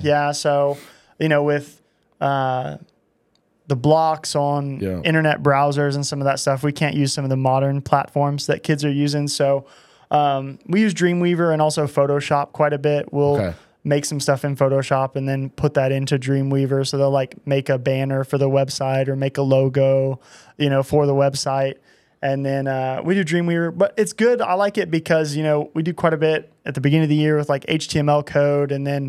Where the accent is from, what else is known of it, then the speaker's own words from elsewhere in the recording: Altus, Oklahoma, United States; I grew up in Altus, Oklahoma.